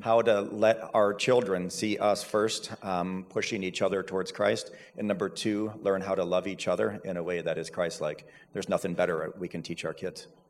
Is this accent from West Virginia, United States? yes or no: no; Seville, Ohio, United States; I grew up in Seville, so that's where I've been my whole life for the most part, and went to Cloverleaf High School